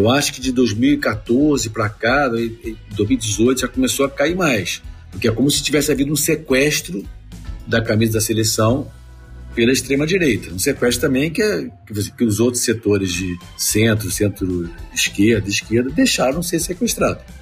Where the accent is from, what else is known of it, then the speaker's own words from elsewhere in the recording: Brazil; eu sou brasileiro, vai ter um jogo do Brasil